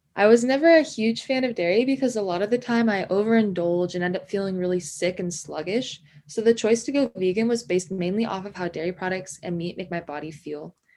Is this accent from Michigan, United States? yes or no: no; Ojai, California, United States; moved away as an adult; now in San Diego, United States; I was born and raised in Ventura in Ojai, California